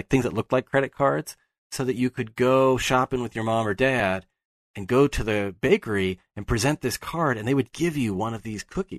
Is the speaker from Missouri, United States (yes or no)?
no; Pittsburgh, Pennsylvania, United States; moved away; I'm from Pittsburgh. Pittsburghers are very proud of their town. And, you know, I've lived away from there for much longer now than I live there.